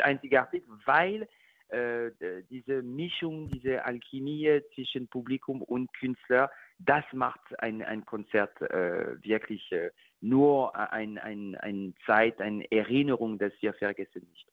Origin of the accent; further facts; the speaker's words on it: France; German is a second language; moved away; ich bin natürlich französisch